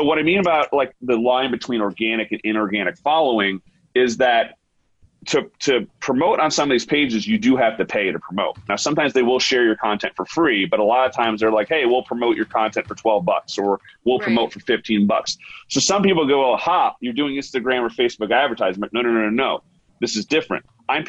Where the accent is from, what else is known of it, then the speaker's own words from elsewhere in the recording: United States; I'm like, because like, you know, I'm an American dentist. We don't use, we don't use microscopes.